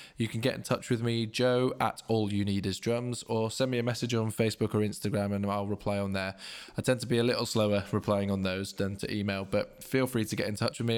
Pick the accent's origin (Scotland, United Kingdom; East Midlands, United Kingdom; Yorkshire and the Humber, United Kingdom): Yorkshire and the Humber, United Kingdom; Leeds; I'm from Leeds, you know, not from London.